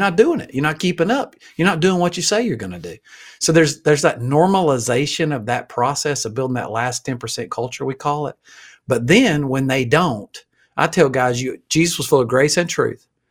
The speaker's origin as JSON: {"language": "English", "region": "Alabama", "country": "United States", "said": "I'm from Alabama"}